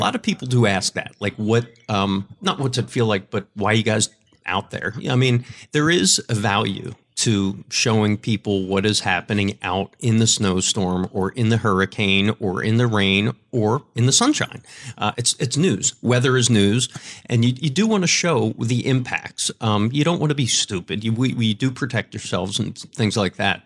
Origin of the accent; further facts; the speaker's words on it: Philadelphia, Pennsylvania, United States; moved away as an adult; also born or lived in Lancaster, Pennsylvania / Richmond, Virginia / Tampa / Minneapolis; I moved back to, to Philadelphia, my hometown